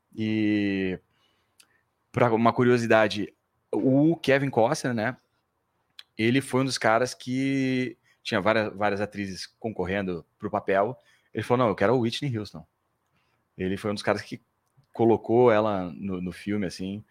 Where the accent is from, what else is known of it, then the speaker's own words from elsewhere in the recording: Porto Alegre, Rio Grande do Sul, Brazil; moved away as an adult; also born or lived in São Paulo; sou de Porto Alegre.